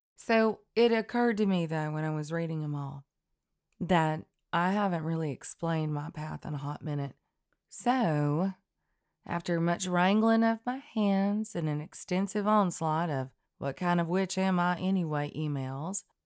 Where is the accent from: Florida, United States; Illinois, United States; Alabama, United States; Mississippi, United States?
Alabama, United States; Elk River, North; Elk River in North Alabama, right underneath the Tennessee line